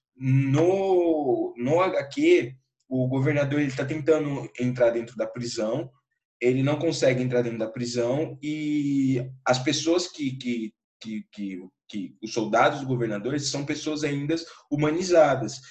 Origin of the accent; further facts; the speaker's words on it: Campo Grande, Mato Grosso do Sul, Brazil; eu sou de Campo Grande, Mato Grosso do Sul